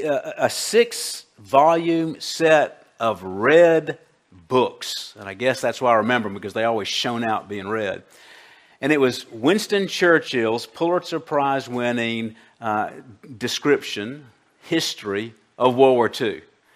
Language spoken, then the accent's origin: English; Colombia; my childhood growing up in Colombia back in the 1960s